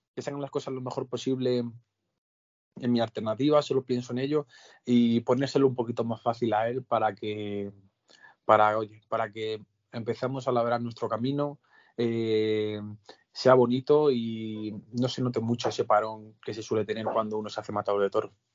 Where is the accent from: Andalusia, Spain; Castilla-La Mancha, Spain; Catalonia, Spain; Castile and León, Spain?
Castilla-La Mancha, Spain; Albacete; mi etapa en Ollero, en mi tierra